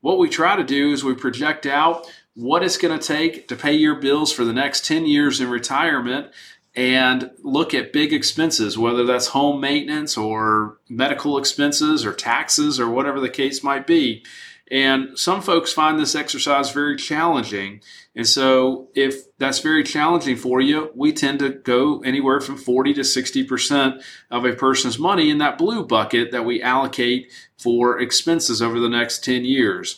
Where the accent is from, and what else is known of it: United States